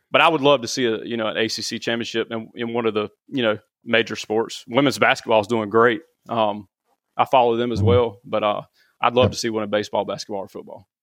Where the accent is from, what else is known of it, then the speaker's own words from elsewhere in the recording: Garner, North Carolina, United States; I grew up in Garner